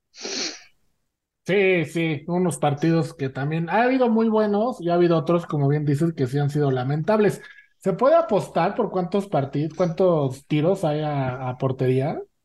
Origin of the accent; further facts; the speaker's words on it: Mexico; los tres somos mexicanos